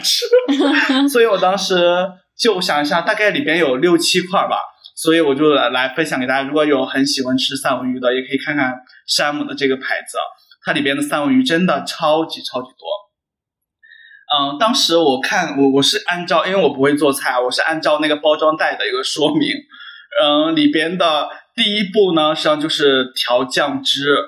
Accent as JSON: {"language": "Chinese", "region": "Henan", "country": "China", "moved": "yes", "said": "因为我来自河南嘛"}